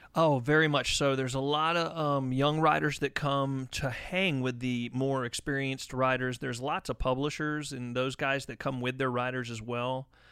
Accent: Palmetto, Florida, United States; I'm a Florida native, but I'm on the west coast of Florida, so I'm I'm from Palmetto, Florida

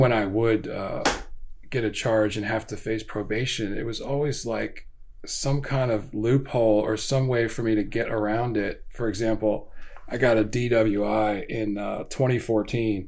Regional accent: Howard County, Maryland, United States; also born or lived in Baltimore, Maryland / Elkridge, Maryland; I pretty much grew up in Howard County and went to a lot of different schools.

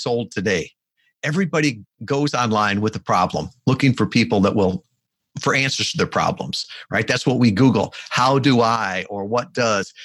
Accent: Midwest, United States; now in Kalamazoo, United States; I grew up in the Midwest

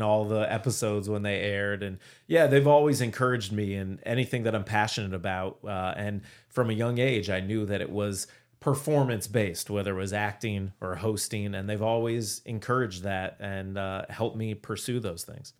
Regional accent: Cleveland, Ohio, United States; moved away as an adult; also born or lived in Syracuse; I grew up in Cleveland, Ohio

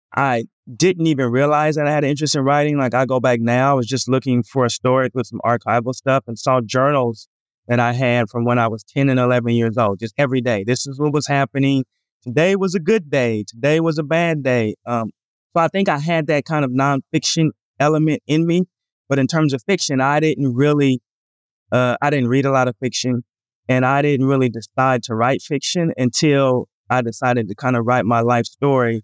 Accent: Portland, Oregon, United States; I'm from Portland, Oregon

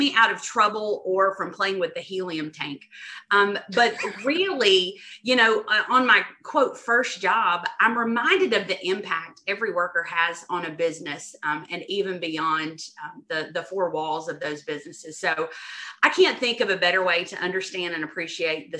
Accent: Dublin, Georgia, United States; growing up, my family owned and operated a flower and wedding shop in my hometown of Dublin, Georgia

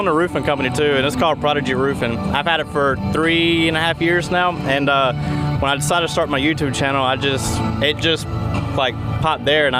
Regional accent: Atlanta, Georgia, United States; Atlanta, Georgia.

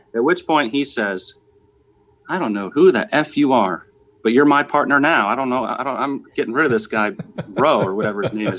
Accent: New Jersey, United States; I was from New Jersey

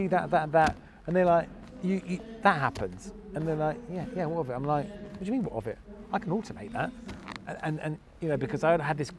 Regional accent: Norfolk, East of England, United Kingdom; also born or lived in Nottingham; I'm from Norfolk

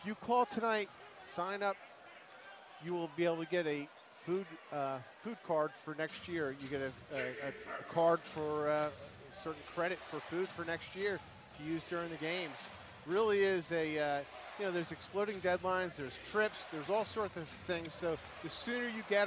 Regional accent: New York area, United States; now in New Orleans, United States; growing up in the New York area years ago

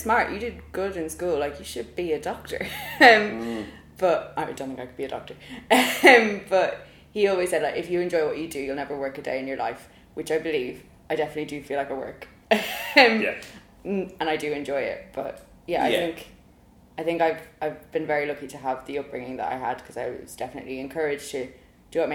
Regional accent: Dublin, Leinster, Ireland; accent: Irish; moved away as an adult; now in London, United Kingdom; I'm not losing my accent anytime soon either, so that's good. Although I do question my accent, because sometimes I'm like, oh yeah, I'm Irish

